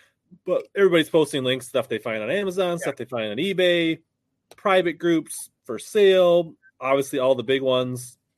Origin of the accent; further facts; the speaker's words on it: Minnesota, United States; also born or lived in Lakeville, Minnesota; Yes, I am from Minnesota. I live just south of the cities in Lakeville.